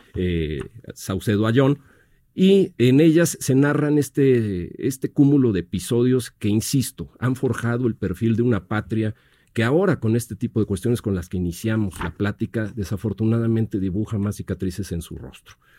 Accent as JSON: {"language": "Spanish", "country": "Mexico"}